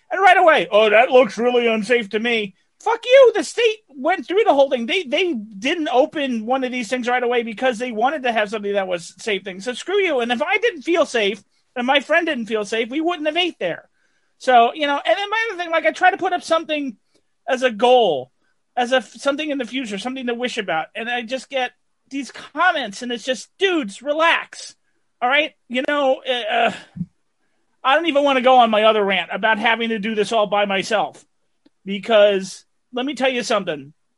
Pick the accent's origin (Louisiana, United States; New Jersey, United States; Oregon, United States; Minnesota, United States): New Jersey, United States; Growing up in Jersey